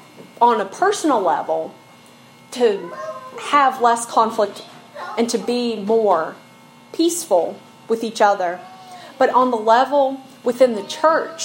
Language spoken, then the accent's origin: English; Snowville, Virginia, United States; I'm from Snowville. I've lived in the mountains my whole life, you know, little rural community, like 30 minutes from anything, and that's just like the community I've grown up in.